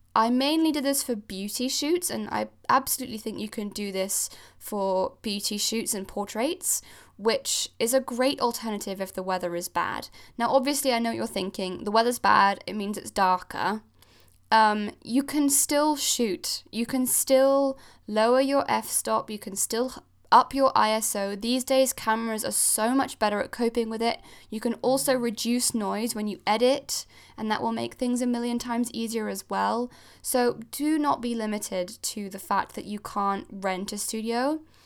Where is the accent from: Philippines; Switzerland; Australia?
Switzerland; Geneva; moved away as an adult; also born or lived in Cornwall, United Kingdom; now in United Kingdom; I'm originally Swiss. I grew up in Geneva in Switzerland, and I moved to the U K when I was eighteen